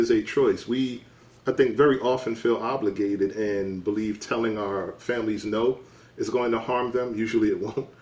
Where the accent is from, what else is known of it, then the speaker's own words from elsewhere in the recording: New York City, New York, United States; my mom is a New Yorker. I'm a New Yorker